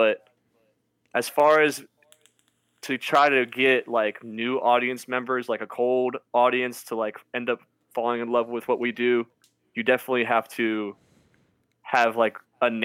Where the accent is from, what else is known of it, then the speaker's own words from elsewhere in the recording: Cincinnati, Ohio, United States; we are from Cincinnati